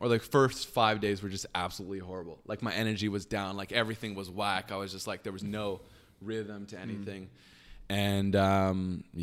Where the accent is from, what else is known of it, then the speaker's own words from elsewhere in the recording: Waterdown, Ontario, Canada; and then came back here. And the the rest of my life, I grew up here in Canada, and um, yeah, that's how I got started